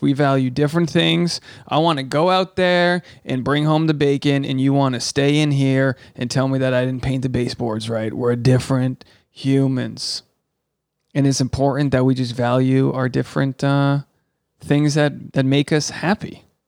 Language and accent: English; Rhode Island, United States; I'm from Rhode Island. I'm a New Englander.